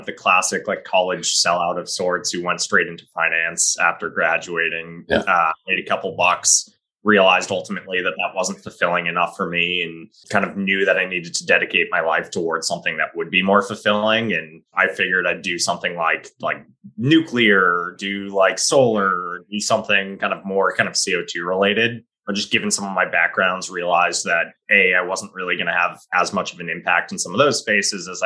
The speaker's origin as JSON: {"language": "English", "town": "Belmont", "region": "Massachusetts", "country": "United States", "tie": "born or raised there", "also_born_or_lived": "North Carolina", "said": "I grew up in Belmont, Massachusetts, grew up in a family of six"}